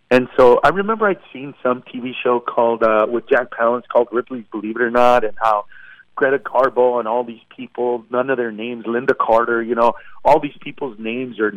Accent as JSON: {"language": "English", "country": "Honduras", "tie": "born there", "said": "And so I remember putting down that I was born in Honduras"}